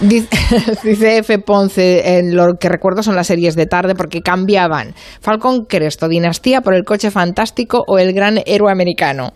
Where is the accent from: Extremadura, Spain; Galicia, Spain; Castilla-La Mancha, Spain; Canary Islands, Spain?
Castilla-La Mancha, Spain; yo que soy de La Mancha